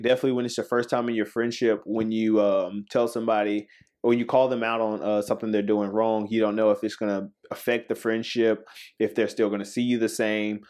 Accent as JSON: {"language": "English", "town": "Spartanburg", "region": "South Carolina", "country": "United States", "also_born_or_lived": "Woodruff, South Carolina", "said": "I'm from Spartanburg, uh, South Carolina."}